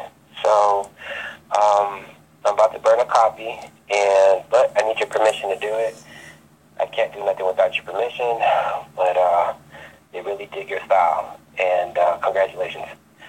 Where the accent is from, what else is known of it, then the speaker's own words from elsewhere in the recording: Chicago, Illinois, United States; You know I'm from Chicago